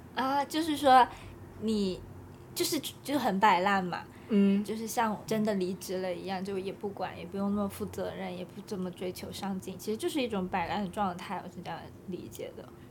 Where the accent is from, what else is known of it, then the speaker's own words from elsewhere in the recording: southern China, China; accent: 塑普 (Cantonese/Guangdong-accented Mandarin); 我们都是南方人，都讲素谱